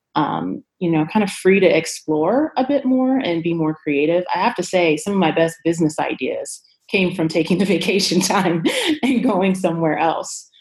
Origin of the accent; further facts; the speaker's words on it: Chicago, Illinois, United States; now in Denver, United States; I am originally from Chicago, Illinois, Chi-Town, A, um, and I currently reside in Denver, Colorado.